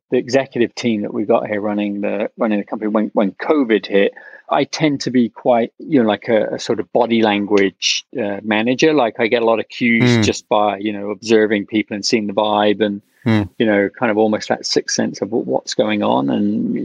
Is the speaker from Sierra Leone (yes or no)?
no; England, United Kingdom; moved away as an adult; also born or lived in London / India / Brooklyn, New York; now in New York, United States; when I was growing up in England